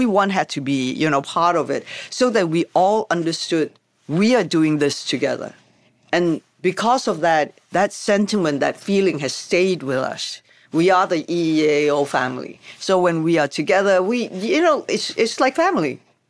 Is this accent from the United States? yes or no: no; Hong Kong; because, you know, we come from Hong Kong and we know how we celebrate a start of a movie.